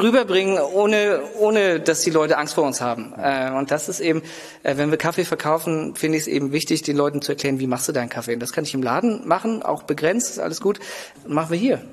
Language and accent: German; Lübeck, Schleswig-Holstein, Germany; also born or lived in England / Berlin / Copenhagen; ich bin hier in Lübeck geboren, aufgewachsen